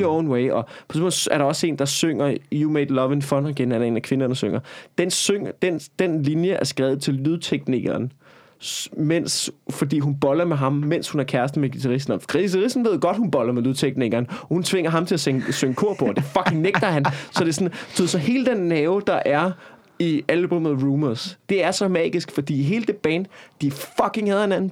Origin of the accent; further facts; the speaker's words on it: Copenhagen, Capital Region of Denmark, Denmark; jeg er fucking københavner